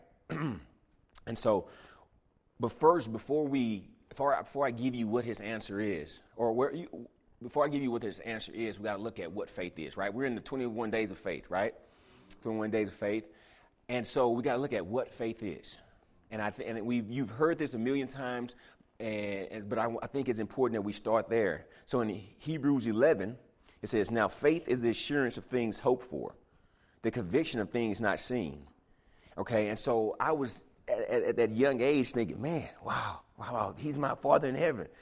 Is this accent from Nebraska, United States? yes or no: no; Houston, Texas, United States; moved away; I was from Houston